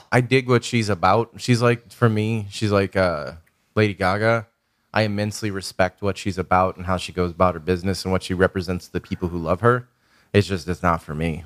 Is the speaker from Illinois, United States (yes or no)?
yes; Chicago, Illinois, United States; moved away; I grew up in, like, a South Side Irish Catholic fucking criminal na-, working class criminal neighborhood